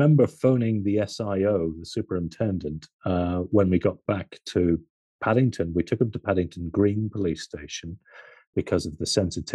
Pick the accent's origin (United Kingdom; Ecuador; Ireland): Ireland; I'm Irish